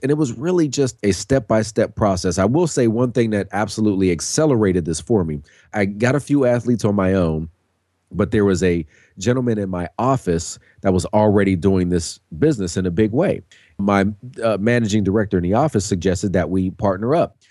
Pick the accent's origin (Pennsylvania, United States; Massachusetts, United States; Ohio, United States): Pennsylvania, United States; Pittsburgh; I'm born and raised in Pittsburgh